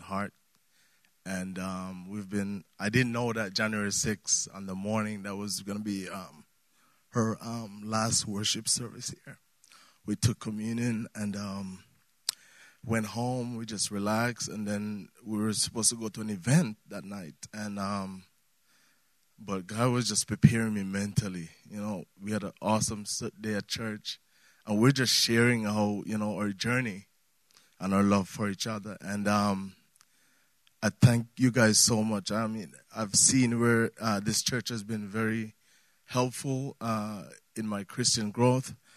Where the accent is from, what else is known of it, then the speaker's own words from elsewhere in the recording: Jamaica; moved away; I'm from Jamaica